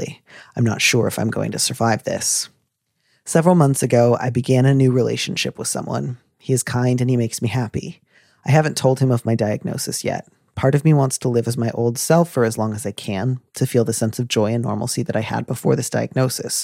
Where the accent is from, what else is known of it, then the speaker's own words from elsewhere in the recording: United States; I'm an American